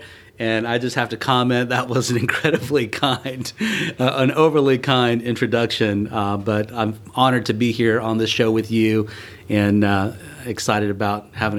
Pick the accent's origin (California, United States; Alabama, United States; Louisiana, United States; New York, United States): Alabama, United States; Enterprise; moved away as an adult; also born or lived in Buenos Aires, Argentina / North Carolina; now in Atlanta, United States; I was born in Buenos Aires, Argentina, where my parents were missionaries, and raised in a small town in Alabama called Enterprise, where my father was the pastor of the First Korean Baptist Church. I'm Korean by heritage